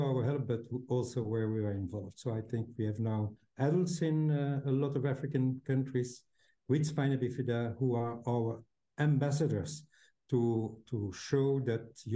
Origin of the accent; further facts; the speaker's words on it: Belgium; home is Belgium, in Europe